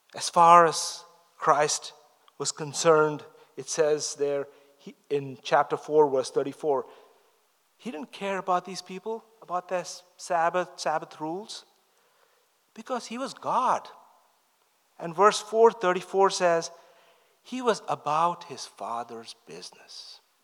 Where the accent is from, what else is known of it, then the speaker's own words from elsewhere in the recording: India; moved away; I grew up in the East, I'm from India